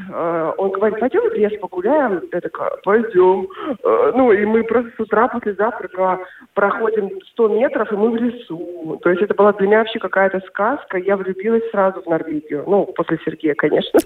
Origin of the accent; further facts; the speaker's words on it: Yaroslavl, Yaroslavl Oblast, Russia; moved away as an adult; also born or lived in Moscow; now in Norway; я родом из Ярославля, после университета уехала в Москву